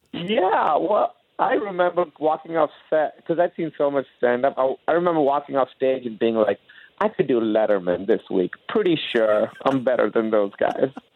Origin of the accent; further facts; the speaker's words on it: Pakistan; moved away as an adult; also born or lived in Grinnell, Iowa; I came from Pakistan, and our academic system there was so much harder than uh, college was